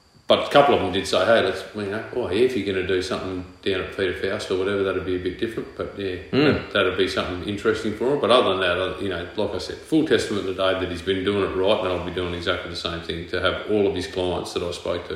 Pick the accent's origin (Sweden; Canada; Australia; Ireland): Australia; Perth, Western Australia; moved away as an adult; also born or lived in Mackay; now in Townsville, Australia; Born and bred in Perth